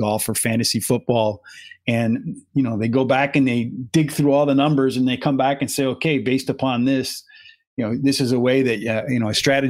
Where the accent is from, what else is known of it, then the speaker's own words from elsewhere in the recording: Pennsylvania, United States; moved away; I grew up in Pennsylvania, where I grew, there was mountain